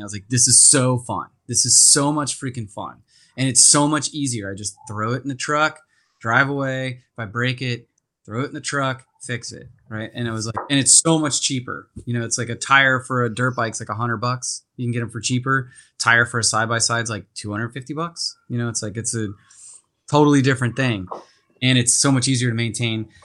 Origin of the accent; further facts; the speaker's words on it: Castaic, California, United States; I grew up in Santa Clarita, out in a little town called Castaic.